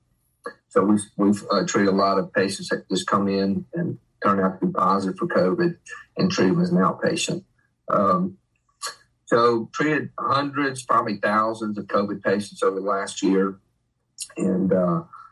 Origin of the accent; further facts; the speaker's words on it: Mississippi Gulf Coast, United States; also born or lived in Jackson area, Mississippi; born and raised in Mississippi.